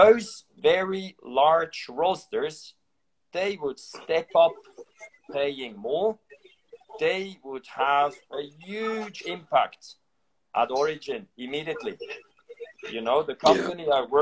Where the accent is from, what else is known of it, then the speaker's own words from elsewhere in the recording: Switzerland; my home country, Switzerland